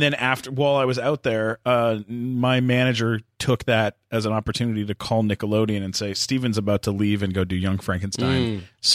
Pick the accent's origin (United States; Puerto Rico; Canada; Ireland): Canada; accent: Canadian; I am Canadian